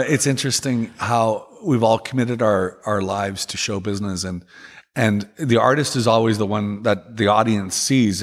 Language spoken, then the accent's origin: English; Regina, Saskatchewan, Canada; moved away; I'm originally from Canada